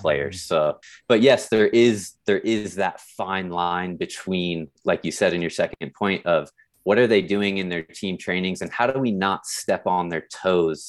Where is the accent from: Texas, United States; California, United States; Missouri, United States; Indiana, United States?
California, United States; San Diego; moved away as an adult; now in South Lake Tahoe, United States; I grew up in San Diego. and then ended up right here in South Lake Tahoe